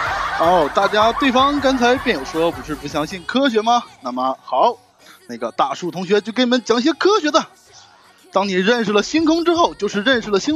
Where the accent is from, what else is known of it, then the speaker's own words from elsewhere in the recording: China; 我们中国人有一个非常好的办法，就是利用北斗七星，对吧？